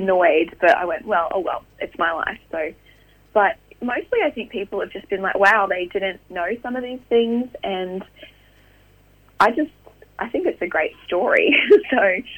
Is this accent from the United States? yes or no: no; Queensland, Australia; moved away; also born or lived in Sydney / Austria / France / England; I grew up in Queensland